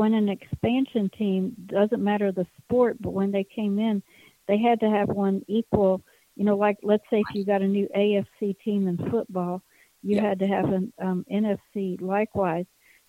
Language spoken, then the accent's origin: English; Eastern Panhandle of West Virginia, United States; I grew up in the Eastern Panhandle of West Virginia